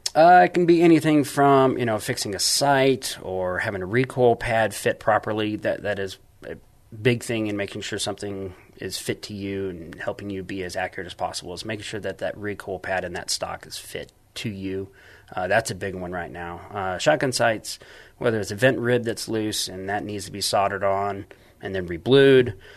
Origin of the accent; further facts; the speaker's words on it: San Antonio, Texas, United States; I'm from San Antonio.